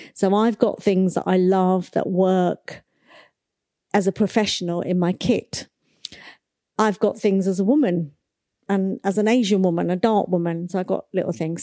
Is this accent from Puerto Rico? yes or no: no; Nigeria; I was born in nineteen sixty-one and I was born in Nigeria, in Africa